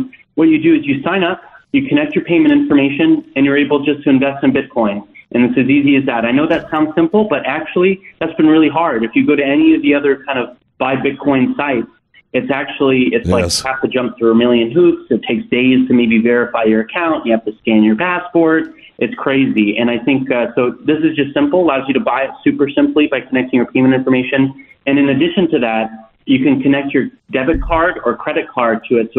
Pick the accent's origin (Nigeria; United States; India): United States; Idaho; I grew up in Idaho.